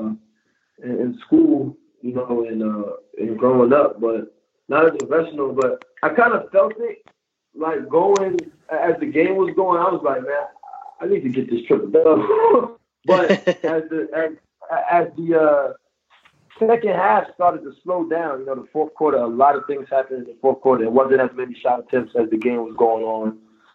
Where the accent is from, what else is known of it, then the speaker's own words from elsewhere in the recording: United States; moved away as an adult; now in Turkey; growing up in the States